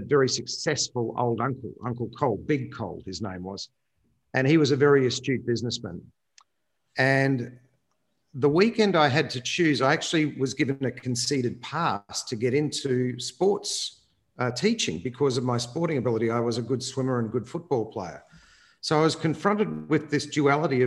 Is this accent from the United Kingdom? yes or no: no; Brisbane, Queensland, Australia; I come from Queensland. I grew up next to the Enoggera Army Barracks.